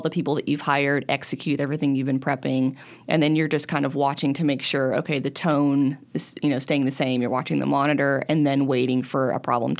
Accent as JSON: {"language": "English", "region": "Central Arkansas", "country": "United States", "tie": "born or raised there", "said": "I grew up in Central Arkansas"}